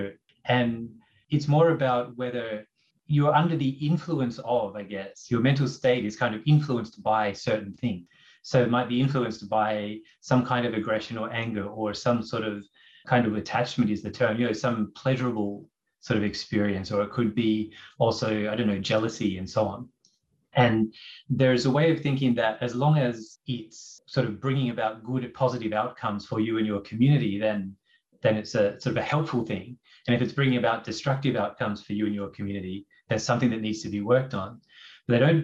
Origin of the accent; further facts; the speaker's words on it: Brisbane, Queensland, Australia; moved away as an adult; also born or lived in Toronto, Canada; In my early 20s, I moved from Brisbane to Toronto, to Canada